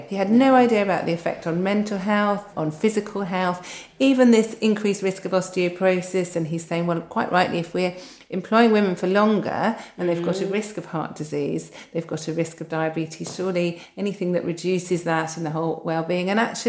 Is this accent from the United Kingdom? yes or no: yes; United Kingdom; And because we're so British, we don't talk about sex.